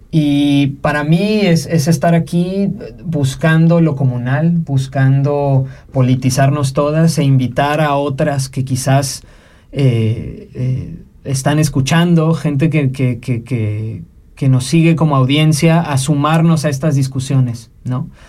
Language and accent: Spanish; Mexico; also born or lived in Mexico City, Mexico / Monterrey, Mexico / Guápulo, Ecuador / Magdalena del Mar, Peru; now in Switzerland; me gusta pensar que soy de muchísimos lados también, ¿no? Porque si bien tuve mi crianza en México, ¿no? Entre la Ciudad de México eh